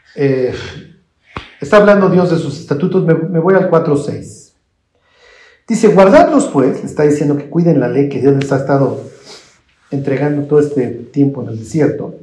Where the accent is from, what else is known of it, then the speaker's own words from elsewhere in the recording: Mexico; yo soy mexicano y me llevo el Evangelio